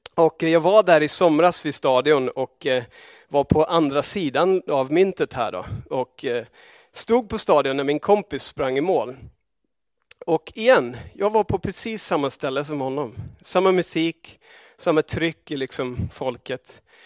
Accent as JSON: {"language": "Swedish", "country": "Australia", "tie": "born or raised there", "also_born_or_lived": "England", "moved": "yes", "said": "i Australien var det inte särskilt känt alls där jag växte upp"}